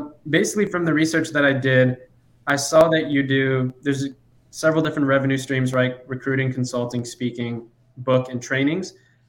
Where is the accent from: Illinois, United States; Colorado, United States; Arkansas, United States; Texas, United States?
Illinois, United States; Chicago; So my parents came from Iran, and I was born in Chicago.